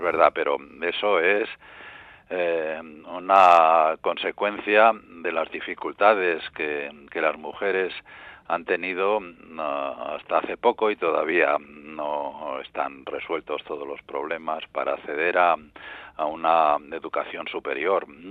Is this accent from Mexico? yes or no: no; Madrid, Community of Madrid, Spain; yo soy madrileño